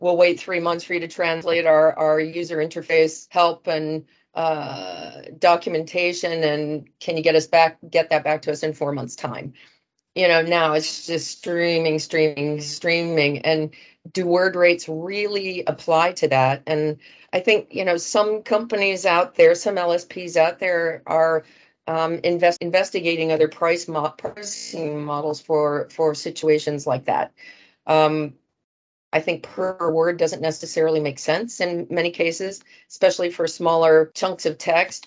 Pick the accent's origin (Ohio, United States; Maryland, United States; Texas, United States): Ohio, United States; Dayton; moved away as an adult; also born or lived in Cincinnati; now in London, United Kingdom; I grew up in Dayton